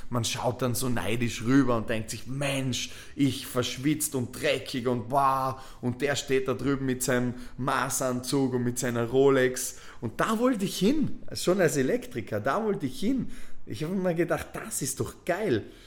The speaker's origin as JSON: {"language": "German", "region": "Vorarlberg", "country": "Austria", "tie": "born or raised there", "moved": "as an adult", "said": "weg aus Vorarlberg, weg aus, diesem, aus dieser Stadt, in der du aufgewachsen bist"}